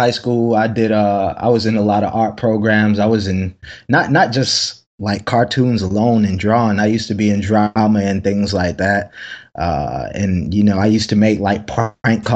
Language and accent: English; Anderson, South Carolina, United States; moved away; I'm from South Carolina. I'm from a very small place in South Carolina called Anderson.